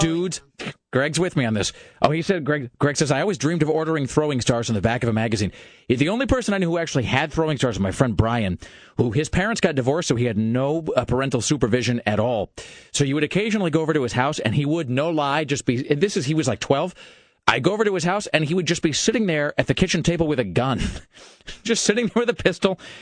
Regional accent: United States; I'm an American

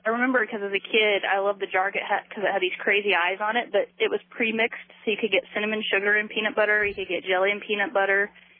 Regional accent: Milton-Freewater, Oregon, United States; I'm from Milton Freewater, which isn't too far away from where you're from, Rick.

